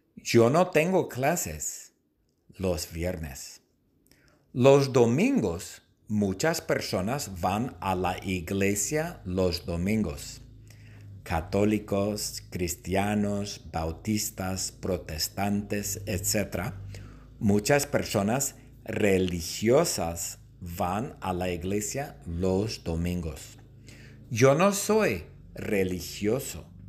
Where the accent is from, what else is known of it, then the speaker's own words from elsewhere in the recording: Long Beach, California, United States; Yo nací en Long Beach, en el hospital que se llama St. Mary's